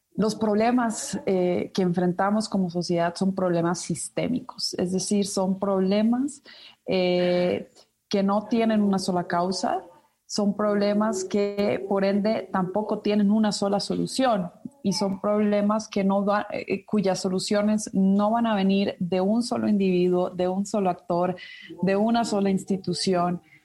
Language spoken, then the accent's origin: Spanish; Ecuador; now in Mexico; yo soy ecuatoriana de nacimiento, nací en Ecuador